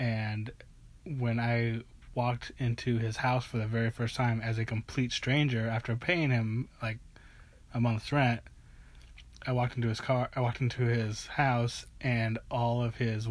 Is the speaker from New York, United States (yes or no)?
no; Nebraska, United States; moved away; I'm originally from Nebraska.